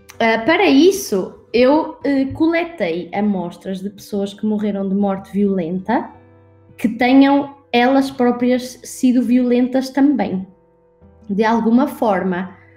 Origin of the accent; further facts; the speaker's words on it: Portugal; accent: Portuguese; moved away as an adult; also born or lived in Scotland / Brazil; eu, na verdade, sou portuguesa, nasci em Portugal e morei em Portugal até aos meus 18 anos.